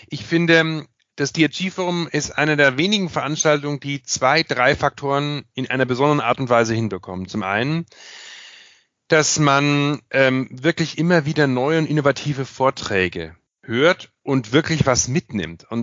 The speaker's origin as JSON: {"language": "German", "region": "Bavaria", "country": "Germany", "said": "alleine schon als Bayer äh, und äh, als Vertreter des Föderalismus"}